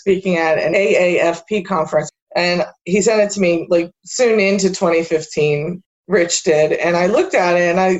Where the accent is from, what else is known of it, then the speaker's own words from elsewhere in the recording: Allentown, Pennsylvania, United States; I grew up in this area. I was born here in Allentown and, you know, went all through grade school, high school.